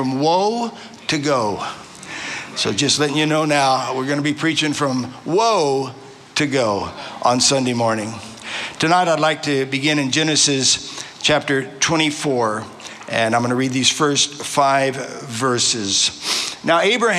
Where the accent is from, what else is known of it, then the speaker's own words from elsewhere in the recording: Arizona, United States; moved away as an adult; now in Australia; as we would say back in Arizona